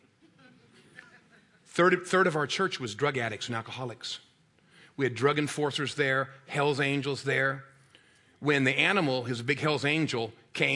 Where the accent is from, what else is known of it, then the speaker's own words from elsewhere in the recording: San Diego, California, United States; moved away as an adult; also born or lived in Rocky Mount, North Carolina; I grew up in San Diego, California